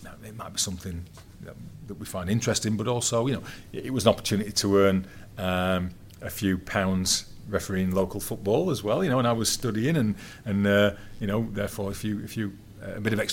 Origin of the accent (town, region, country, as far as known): England, United Kingdom